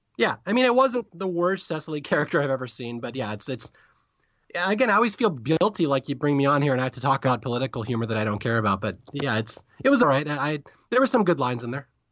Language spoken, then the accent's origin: English; Seattle, Washington, United States; I'm from Seattle